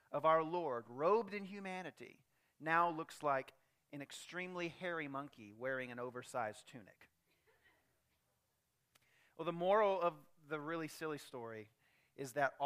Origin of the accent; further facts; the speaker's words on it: United States; I'm proud to be an American